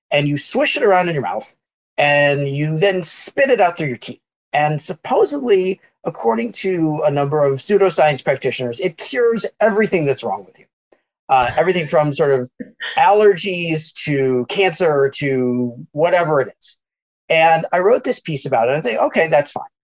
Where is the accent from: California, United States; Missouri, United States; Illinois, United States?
Illinois, United States; Chicago suburbs; I grew up in the Chicago suburbs